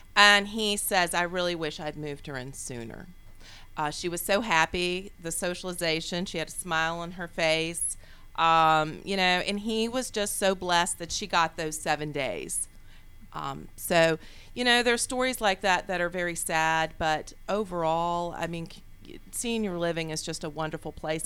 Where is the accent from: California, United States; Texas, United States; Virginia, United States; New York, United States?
Virginia, United States; Charlottesville; moved away as an adult; also born or lived in Richmond, Virginia; now in Atlanta, United States; I'm originally from Virginia. And uh, Richmond, Virginia was uh, where I moved from and grew up in Charlottesville, Virginia.